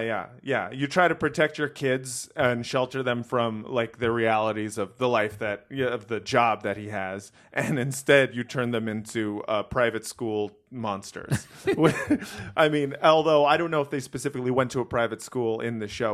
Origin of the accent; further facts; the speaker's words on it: Los Angeles, California, United States; I grew up in Los Angeles.